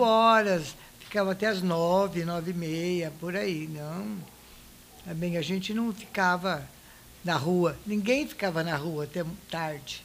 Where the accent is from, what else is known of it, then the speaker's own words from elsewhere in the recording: Monte Alto, São Paulo, Brazil; dali desse lugar onde, onde eu nasci, aí nós fomos morar junto com a minha avó na rua Nhonhô Livramento